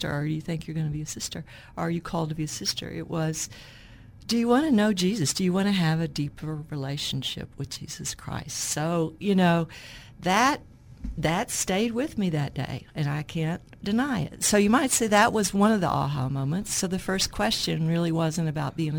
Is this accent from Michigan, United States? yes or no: no; Little Rock, Arkansas, United States; I grew up in Hillcrest